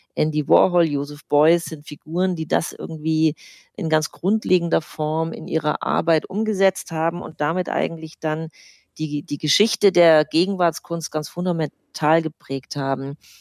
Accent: Germany; Bei uns in Deutschland

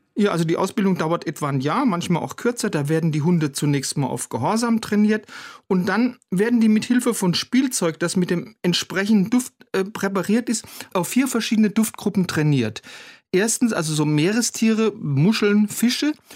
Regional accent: Germany; bei uns in Deutschland

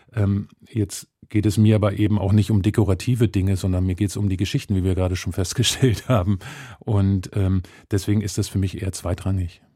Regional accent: Germany; ich als Deutscher, als Weißer

